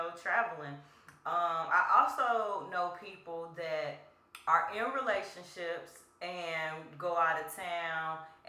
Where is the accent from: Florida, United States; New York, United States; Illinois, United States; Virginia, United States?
Illinois, United States; Chicago; I'm from Chicago.